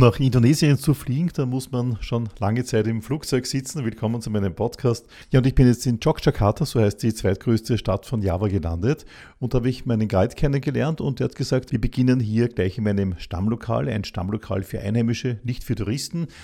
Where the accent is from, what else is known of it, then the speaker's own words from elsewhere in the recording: Austria; Wir sagen in Österreich